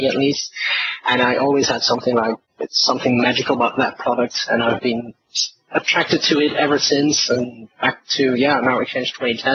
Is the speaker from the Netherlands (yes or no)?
no; Belgium; I'm from Belgium.